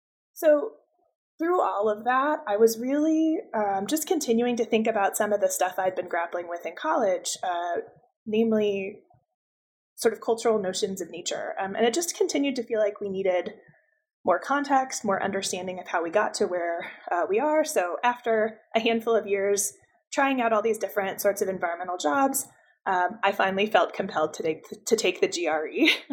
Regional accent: Buffalo, New York, United States; also born or lived in Albuquerque, New Mexico; I grew up outside Buffalo, New York, but I tell folks that I wish I was from Albuquerque, New Mexico. It's where I lived for a few years before grad school

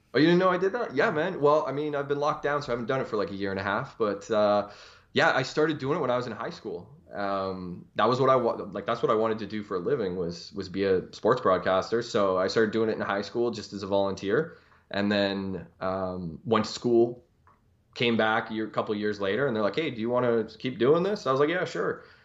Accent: Canada; I am a Canadian

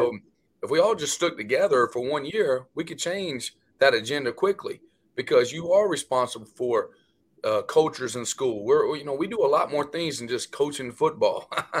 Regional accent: North Carolina, United States; We grew up around North Carolina.

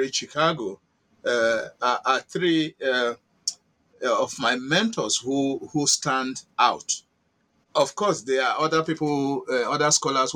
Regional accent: Oza, Edo State, Akoko-Edo, Nigeria; moved away as an adult; also born or lived in Germany / United States; I was born in Oza, in the Midwest of Nigeria, which is now located under Akoko Edo local government area of Edo State

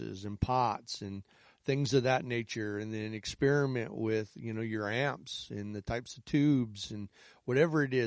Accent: Chicago, Illinois, United States; I'm from the Chicago area. I've lived outside the city of Chicago on and off my entire life.

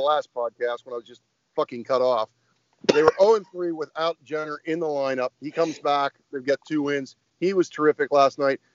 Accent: Warren, Ohio, United States; I'm in Warren, Ohio, my hometown

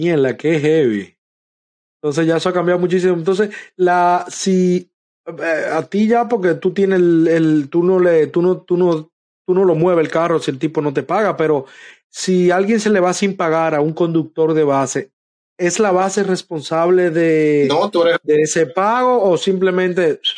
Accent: Dominican Republic; now in United States; en mi país, en nuestro país, República Dominicana

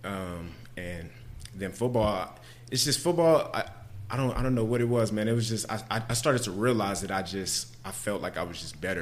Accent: Pflugerville, Texas, United States; also born or lived in Austin, Texas; I'm actually born and raised in Austin. Grew up in Pflugerville, Texas.

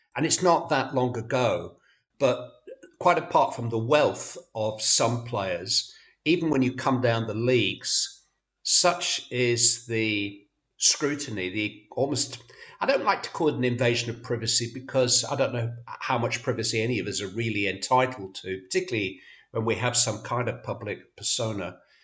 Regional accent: Bury, North West England, United Kingdom; I'm from Bury.

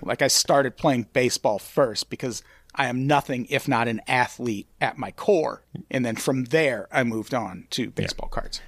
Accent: Illinois, United States; I grew up in Illinois

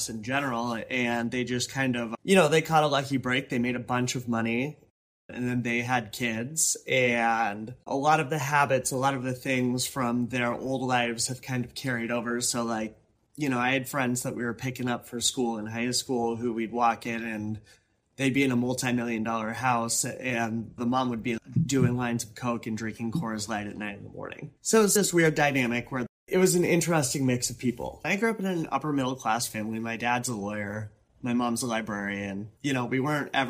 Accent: Seattle, Washington, United States; moved away as an adult; now in Oakland, United States; I got into a 4-year university that's in my hometown

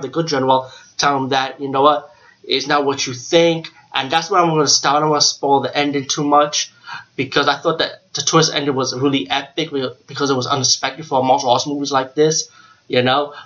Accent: New York City, New York, United States; I'm from the Bronx

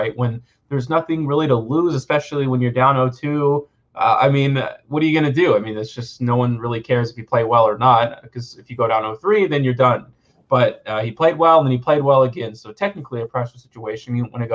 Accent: Memphis, Tennessee, United States; I'm from Memphis, Tennessee, so I've seen it almost my entire life

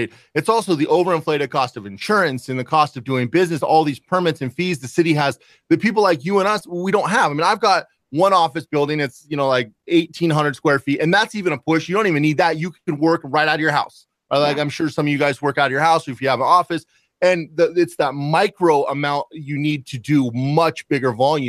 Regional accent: Seattle, Washington, United States; moved away; I'm originally from Seattle

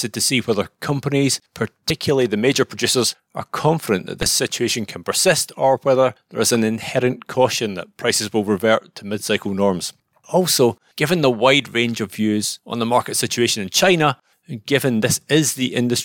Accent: Scotland, United Kingdom; I am a Scotsman

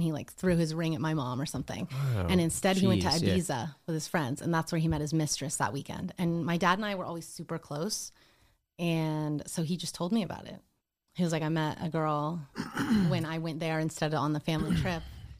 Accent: Montana, United States; I grew up in Montana in a tiny ski town of 6,000 people.

